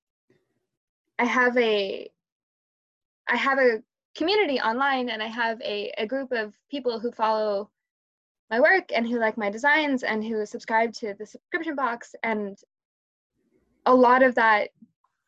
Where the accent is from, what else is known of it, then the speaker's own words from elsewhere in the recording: Canada; being Canadian